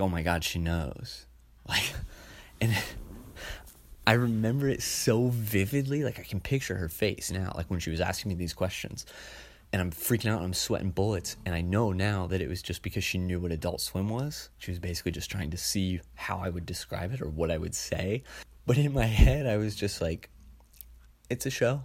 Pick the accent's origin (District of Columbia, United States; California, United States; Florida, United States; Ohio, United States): Ohio, United States; I grew up in Ohio